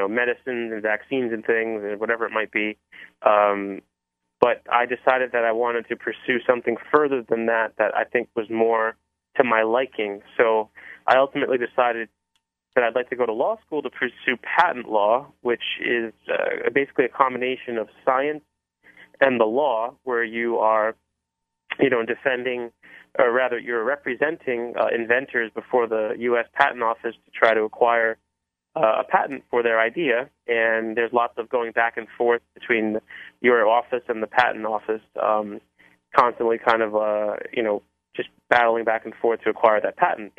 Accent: Cranston, Rhode Island, United States; moved away; I grew up in Cranston, which is about 10 minutes south of Providence

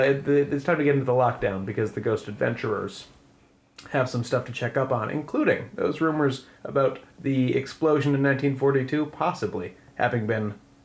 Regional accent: Stratford, Connecticut, United States; Stratford, my hometown

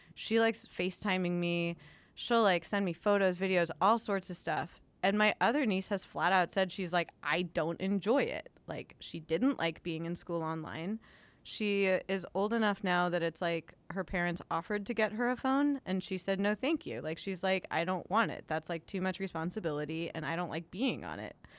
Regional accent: Los Angeles, California, United States; my hometown newspaper of the L A Times

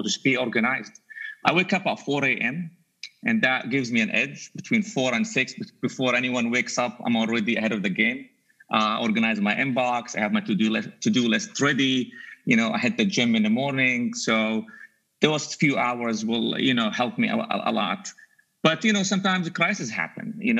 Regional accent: Jordan; English is a second language; moved away as an adult; also born or lived in Dubai, United Arab Emirates; now in United States; I was actually born in Dubai, but I grew up in Jordan

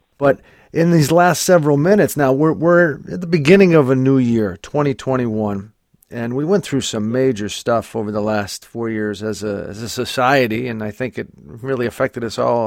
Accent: Scranton, Pennsylvania, United States; I'm from the same city as Joe Biden. I'm from Scranton as well

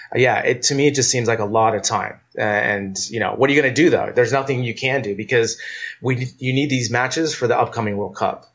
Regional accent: United States; as an American

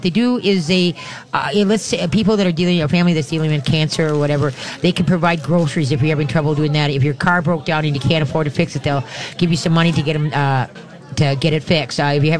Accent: Roseville, Minnesota, United States; And I grew up in Roseville, so I love doing things in Roseville.

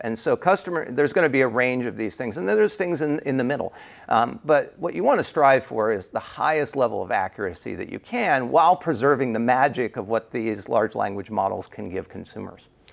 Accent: United States; accent: American; my American accent

